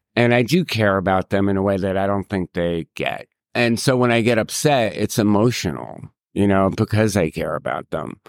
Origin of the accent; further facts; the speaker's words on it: New York City, New York, United States; I'm a New Yorker